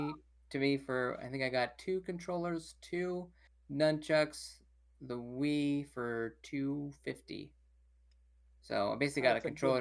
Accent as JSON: {"language": "English", "town": "Modesto", "region": "California", "country": "United States", "tie": "born or raised there", "said": "Went all over Modesto, okay? All over my hometown."}